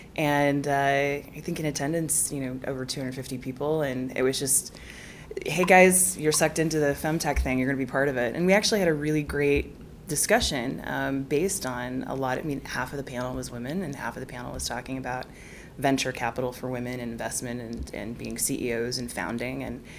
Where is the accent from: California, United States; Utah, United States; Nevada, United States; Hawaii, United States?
Utah, United States; Salt Lake City; also born or lived in Geneva, Switzerland; now in London, United Kingdom; Salt Lake slash Geneva.